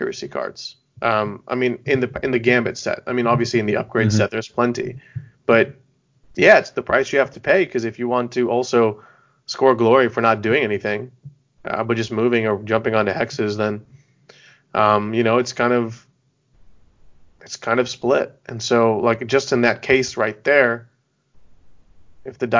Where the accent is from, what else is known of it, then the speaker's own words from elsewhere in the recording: United States; I'm American